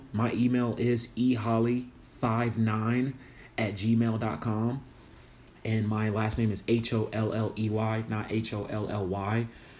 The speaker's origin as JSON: {"language": "English", "town": "Memphis", "region": "Tennessee", "country": "United States", "tie": "born or raised there", "said": "I am from Memphis, Tennessee. I was born and raised in Memphis, Tennessee."}